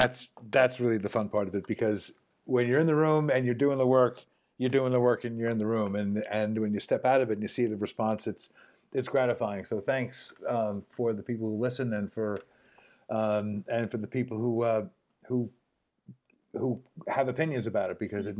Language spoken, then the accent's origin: English; New York City, New York, United States; also born or lived in Hawaii; now in Los Angeles, United States; I grew up in New York City